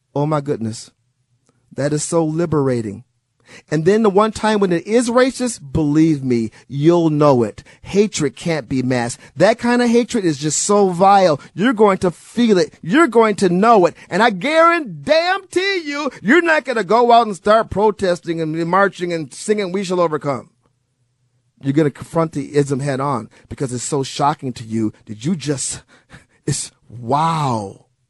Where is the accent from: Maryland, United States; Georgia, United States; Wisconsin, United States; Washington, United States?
Wisconsin, United States; Milwaukee; also born or lived in Chicago; I grew up in Milwaukee, Wisconsin